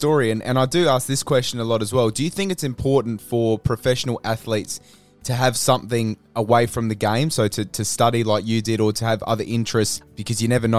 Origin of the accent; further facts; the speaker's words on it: South Australia, Australia; just like myself, born and bred in South Australia.